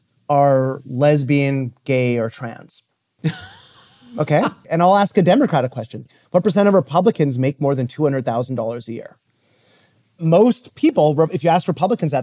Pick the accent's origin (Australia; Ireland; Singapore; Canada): Canada; now in United States; I'm actually from Canada